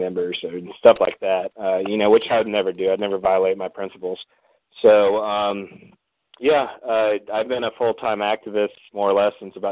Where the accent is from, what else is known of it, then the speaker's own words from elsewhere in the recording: Fort Worth, Texas, United States; I'm from Fort Worth